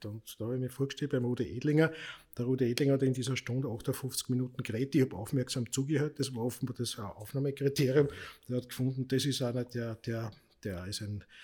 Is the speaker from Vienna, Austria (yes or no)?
yes; Vienna, Austria; Ich bin ja als typischer Wiener, äh, habe ja Migrationshintergrund.